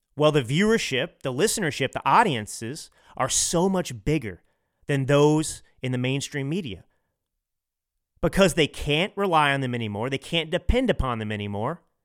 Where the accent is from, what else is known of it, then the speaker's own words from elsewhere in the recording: Dallas, Texas, United States; now in Los Angeles, United States; I grew up in Dallas